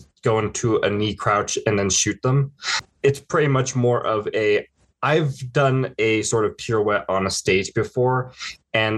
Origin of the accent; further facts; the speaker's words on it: Colorado, United States; I'm from Colorado